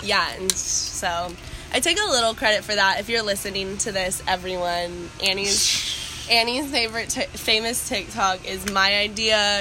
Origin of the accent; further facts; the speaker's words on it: Columbus, Ohio, United States; moved away as an adult; also born or lived in Harrisonburg, Virginia; I grew up in Columbus